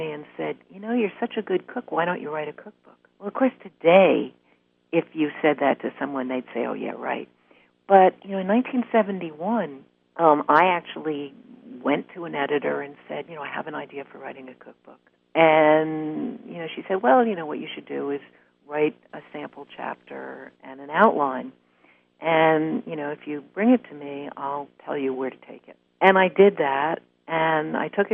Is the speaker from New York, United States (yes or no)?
yes; New York City, New York, United States; I grew up in Greenwich Village